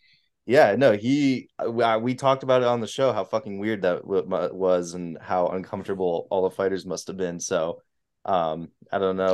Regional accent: New Hampshire, United States; I'm from New Hampshire

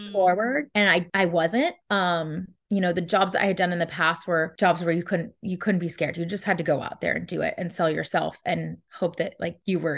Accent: Texas, United States; moved away; also born or lived in California; I'm originally from Texas. I lived in California

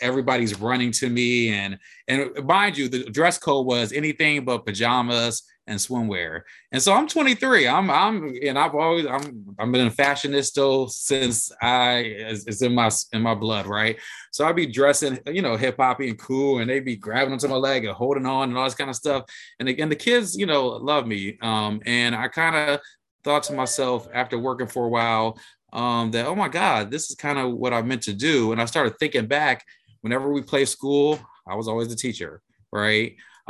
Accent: United States; now in Washington, United States; my dad's from DC, but I grew up outside Pittsburgh in Michigan.

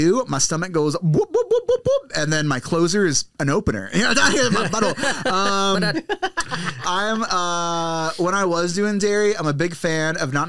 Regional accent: United States; now in Los Angeles, United States; As a Filipino American

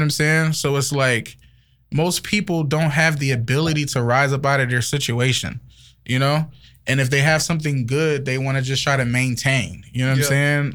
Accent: Liberia; accent: Liberian; now in United States; I'm African, so I've seen different sides of it. I'm from Liberia

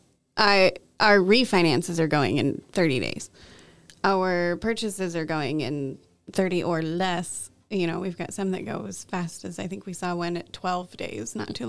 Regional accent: Washington, United States; Anywhere else in the country, you have to say I'm from Washington State.

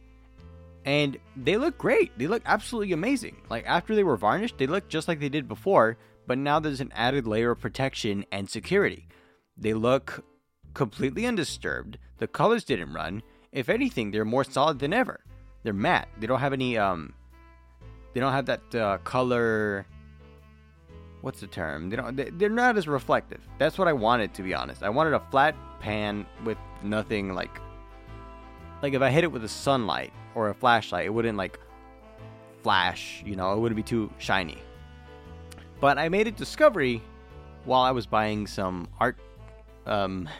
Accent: Tulare County, California, United States; I'm from Tulare County

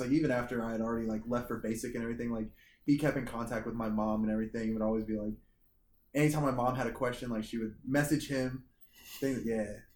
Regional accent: Boonville, Missouri, United States; moved away; there was a National Guard inf- infantry unit in my hometown, and so Which is where? in Boonville, Missouri

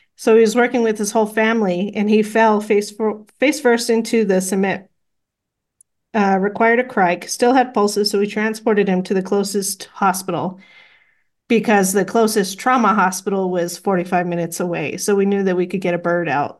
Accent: Las Cruces, New Mexico, United States; growing up in Las Cruces, you know, I know a little bit of Spanish enough to get me

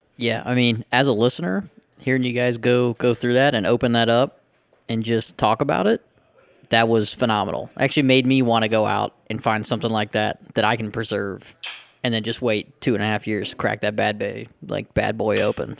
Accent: Cincinnati, Ohio, United States; I'm from Cincinnati

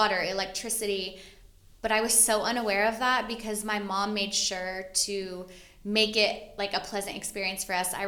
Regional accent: Arkansas, United States; also born or lived in Fort Wayne, Indiana; now in San Diego, United States; I grew up in Arkansas

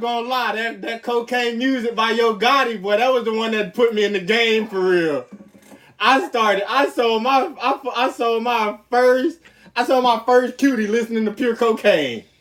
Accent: Florida, United States; a Florida nigga

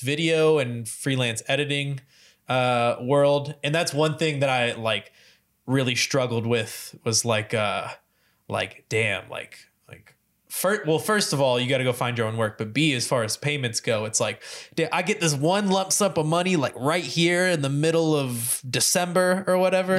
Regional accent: Louisville, Kentucky, United States; growing up in Louisville

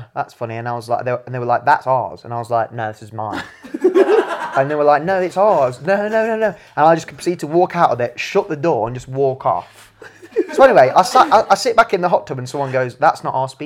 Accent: England, United Kingdom; moved away as an adult; now in Big White, Canada; I'm English.

